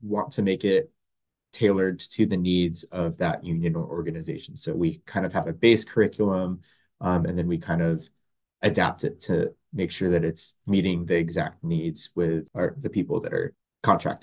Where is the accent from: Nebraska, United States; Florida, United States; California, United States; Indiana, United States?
Florida, United States; Central; moved away as an adult; now in Washington, United States; I grew up in Florida, Central Florida, in a suburb